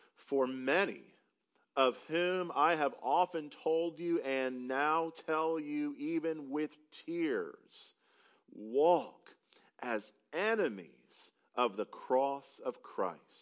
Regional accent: upstate South Carolina, United States; moved away as an adult; now in Texas, United States; Because I am not from Texas, I have the opportunity to tell people, because they can't quite place my accent, that I'm from South Carolina

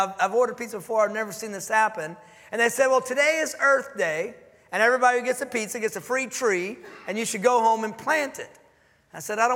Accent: Dallas, Texas, United States; moved away as an adult; now in Houston, United States; I'm from Dallas, but we're in Houston

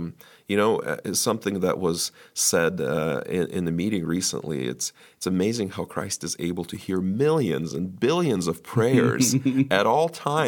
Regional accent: United States; For the church was so significant to us growing up in the United States

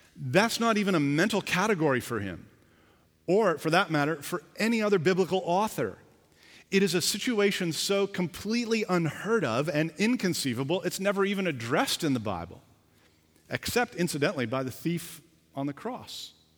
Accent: Canada; I was born here, I'm a Canadian

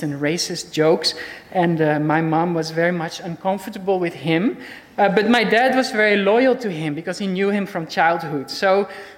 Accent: Netherlands; accent: Dutch; English is a second language; moved away as an adult; now in Switzerland; I did grow up in Holland

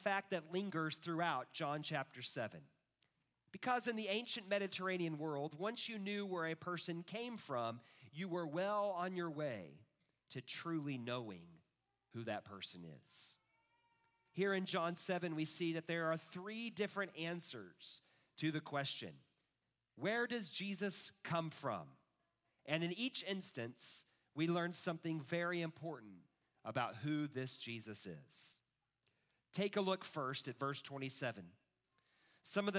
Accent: Kansas City, Missouri, United States; also born or lived in Texas; I grew up in Kansas City

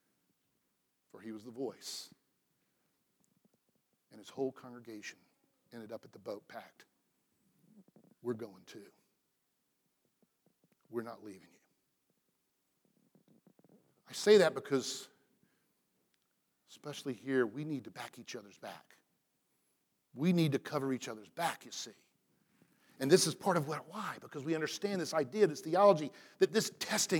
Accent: Atlanta, Georgia, United States; moved away as an adult; where I grew up in Atlanta, Georgia, to be a Christian

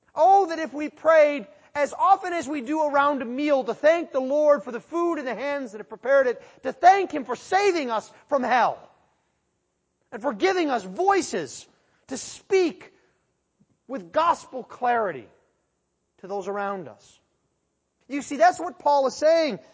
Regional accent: Western New York, United States; growing up in Western New York

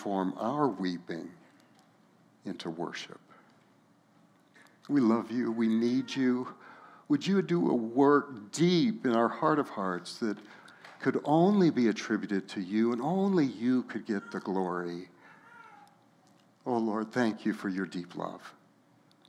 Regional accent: Los Alamos, New Mexico, United States; my hometown of Los Alamos, New Mexico

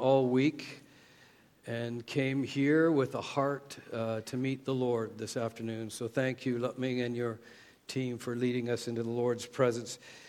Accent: Canada; accent: Canadian; moved away; my Canadian accent

